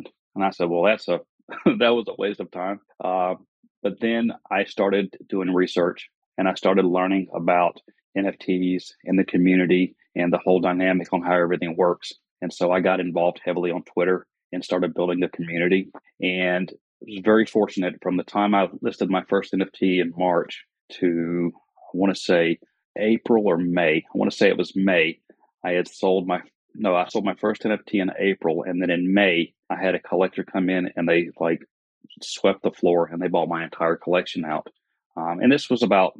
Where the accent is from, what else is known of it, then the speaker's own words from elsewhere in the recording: the South, United States; accent: Southern; I live in South Carolina. If you couldn't tell by my accent, I'm a Southerner.